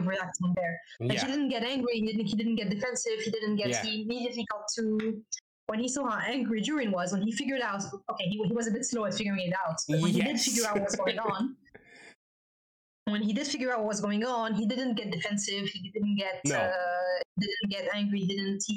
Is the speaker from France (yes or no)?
yes; France; I'm French